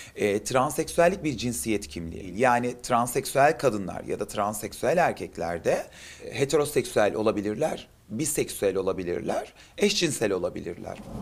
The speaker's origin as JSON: {"language": "Turkish", "region": "Adana", "country": "Turkey", "moved": "yes", "lives_now": "Istanbul, Turkey", "said": "Adanalıyım, İstanbul'da yaşıyorum"}